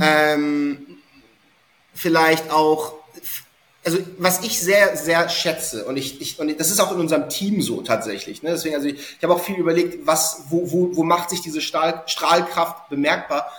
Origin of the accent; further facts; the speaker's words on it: Hamburg, Germany; ich bin gebürtiger Hamburger